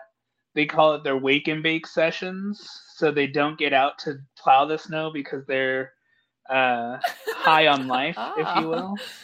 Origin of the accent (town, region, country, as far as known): Colorado, United States; born or raised there; moved away